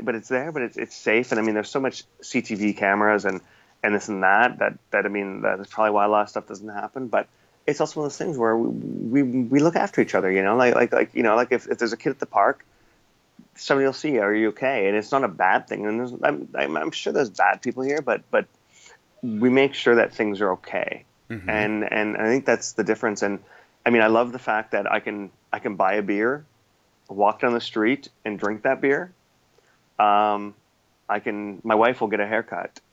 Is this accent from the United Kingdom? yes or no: no; Canada; moved away as an adult; now in Singapore; growing up in North America